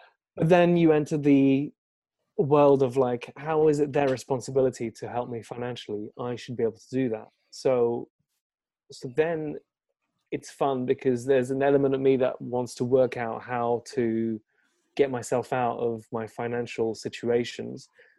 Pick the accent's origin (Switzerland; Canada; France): France; born there; English is a second language; I was born in France, but I lived in a few different countries and stuff like that.